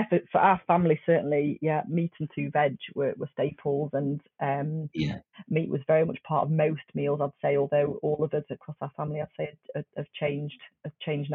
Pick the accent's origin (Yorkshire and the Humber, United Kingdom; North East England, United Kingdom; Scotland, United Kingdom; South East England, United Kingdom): Yorkshire and the Humber, United Kingdom; just outside Sheffield; I was brought up just outside Sheffield